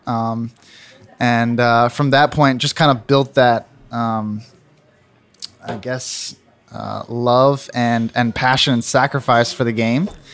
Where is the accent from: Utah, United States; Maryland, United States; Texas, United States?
Texas, United States; Plano; also born or lived in Tulsa, Oklahoma; now in Cincinnati, United States; I was born uh, in Tulsa, Oklahoma, actually, and then moved uh, shortly after that to Plano, Texas, and that's where I grew up